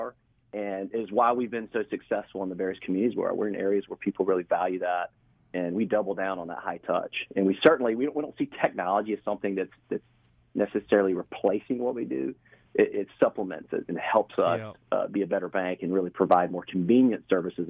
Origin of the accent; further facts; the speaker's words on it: Waycross, Georgia, United States; also born or lived in Atlanta; now in St. Simons Island, United States; I'm from Southeast Georgia, grew up in Waycross